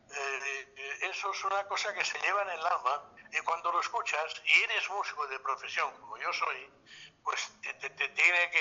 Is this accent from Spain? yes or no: yes; Catalonia, Spain; tan nuestra, tan catalana